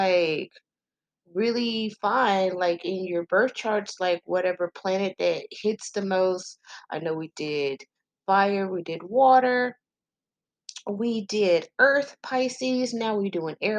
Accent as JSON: {"language": "English", "region": "Texas", "country": "United States", "said": "I'm just country as fuck. I'm from Texas"}